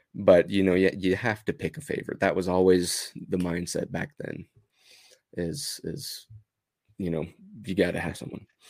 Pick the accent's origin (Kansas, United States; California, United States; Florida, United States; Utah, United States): Utah, United States; Provo; I'm from Utah, and I still live in Utah, uh, born and raised in Provo